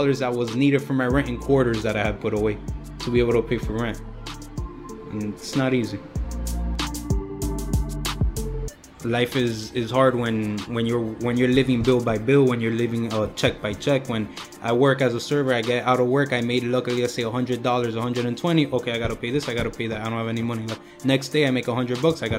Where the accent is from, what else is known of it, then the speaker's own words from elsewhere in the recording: United States; I'm American with Cuban blood.